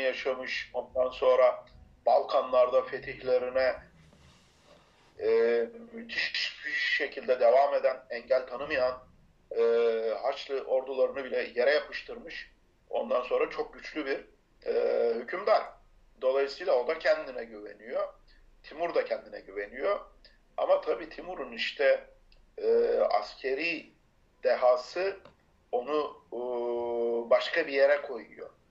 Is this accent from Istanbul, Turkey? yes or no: no; Bayındır, İzmir, Turkey; Ben Tire'ye 20 dakika mesafede e, Bayındır doğumlu ve oralıyım. Orada büyümeyim.